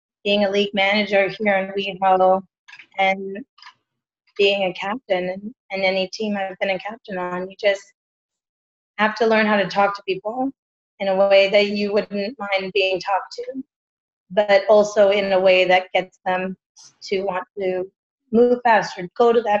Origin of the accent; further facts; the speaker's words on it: Texas, United States; now in West Hollywood, United States; I'm from Texas